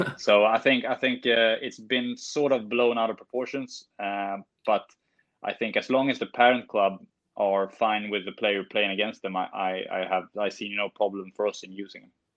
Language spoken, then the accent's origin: English; Norrbotten County, Sweden; also born or lived in Stockholm, Sweden; we moved north when I was eight.